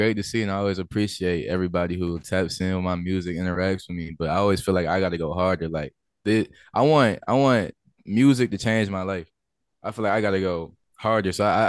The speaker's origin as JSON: {"language": "English", "region": "Louisiana", "country": "United States", "said": "I'm from Louisiana."}